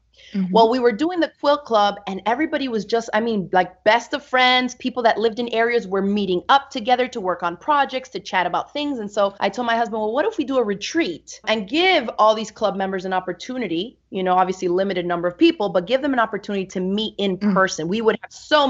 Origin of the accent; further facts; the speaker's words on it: Miami, Florida, United States; also born or lived in New York; I grew up in Miami, Florida with my mom and three other sisters.